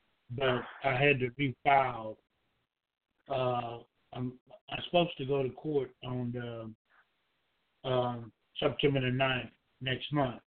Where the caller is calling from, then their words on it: Georgia, United States; Hi, this is … I'm calling from Georgia.